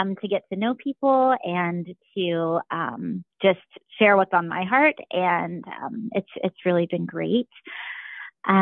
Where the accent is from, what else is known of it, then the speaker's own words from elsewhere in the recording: Springboro, Ohio, United States; now in Kettering, United States; I'm from Springboro, so my husband and I both are familiar with everywhere around Dayton.